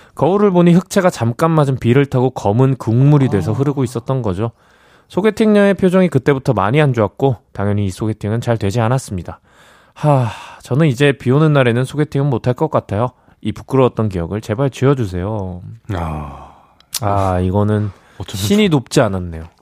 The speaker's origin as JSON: {"language": "Korean", "region": "Gyeonggi Province", "country": "South Korea", "tie": "born or raised there", "said": "저는 경기도인데"}